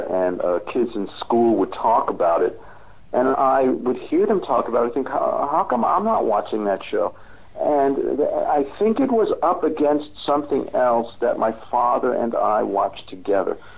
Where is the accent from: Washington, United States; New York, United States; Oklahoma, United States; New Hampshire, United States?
New York, United States; New York City; moved away as an adult; also born or lived in Los Angeles / San Francisco; now in Austria; I grew up in Queens, New York, part of the New York City education system